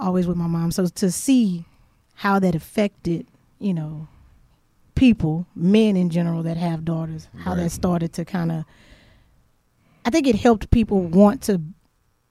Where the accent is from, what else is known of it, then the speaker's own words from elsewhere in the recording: Beaumont, Texas, United States; I'm from Beaumont